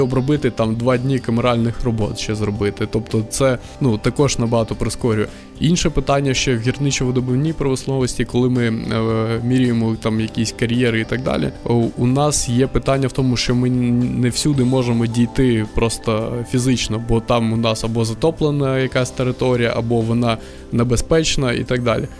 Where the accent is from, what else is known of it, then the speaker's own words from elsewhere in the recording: Crimea, Ukraine; moved away as an adult; also born or lived in Kyiv, Ukraine; now in Lviv, Ukraine; Я сам з Криму